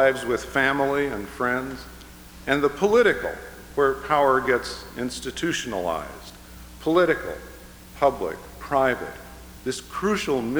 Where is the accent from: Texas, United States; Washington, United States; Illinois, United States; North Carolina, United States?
Illinois, United States; Chicago; the people among whom I grew up in the Chicago area